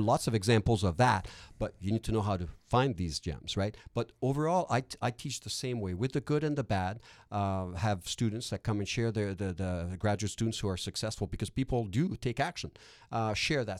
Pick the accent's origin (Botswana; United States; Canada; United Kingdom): Canada; Quebec; accent: Quebec; first language French; English is a second language; I'm francophone. That's not an fake Quebec accent, by the way. Uh, my accent is, is genuinely from Quebec